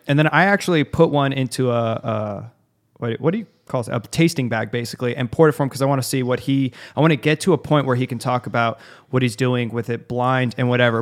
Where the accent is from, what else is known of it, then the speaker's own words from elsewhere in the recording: Arizona, United States; I'm from Arizona